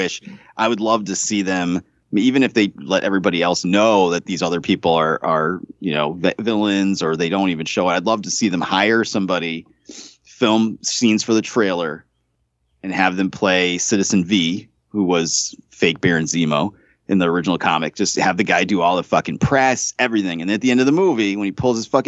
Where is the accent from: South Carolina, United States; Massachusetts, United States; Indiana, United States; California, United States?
Massachusetts, United States; Western; Growing up in Western Massachusetts